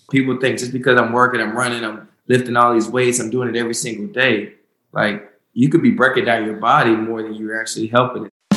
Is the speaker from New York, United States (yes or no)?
no; Winston-Salem, North Carolina, United States; also born or lived in Charlotte, North Carolina; I'm from Winston Salem, North Carolina. Uh, I moved to Charlotte when I got into the NFL